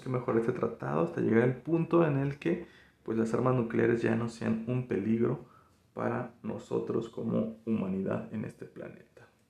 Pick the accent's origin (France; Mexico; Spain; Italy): Mexico; nos da un sentido también de pertenencia como mexicanos, porque pues también tenemos raíces indígenas